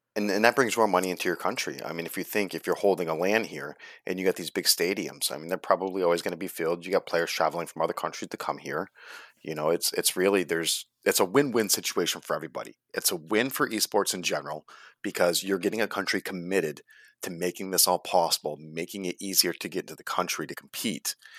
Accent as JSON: {"language": "English", "country": "United States", "said": "as Americans, we always think of ourselves as the best at everything"}